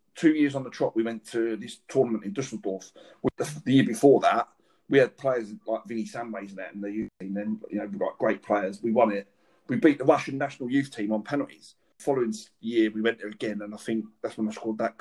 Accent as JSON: {"language": "English", "region": "London", "country": "United Kingdom", "tie": "born or raised there", "said": "I grew up in West London"}